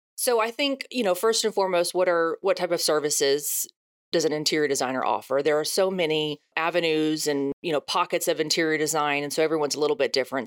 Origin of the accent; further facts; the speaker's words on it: Houston, Texas, United States; also born or lived in Dallas; I'm born and raised in Houston.